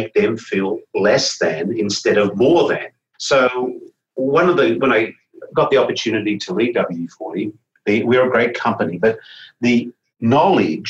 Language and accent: English; Australia; moved away; Australia, my home country